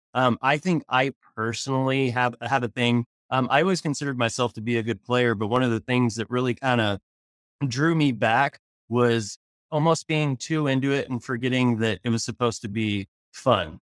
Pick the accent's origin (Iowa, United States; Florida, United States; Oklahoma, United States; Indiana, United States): Oklahoma, United States; Tulsa; moved away; I'm from Tulsa originally